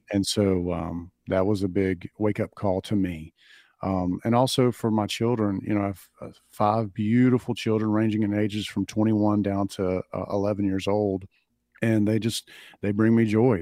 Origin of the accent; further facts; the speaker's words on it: Clinton, Alabama, United States; growing up in the South in this little town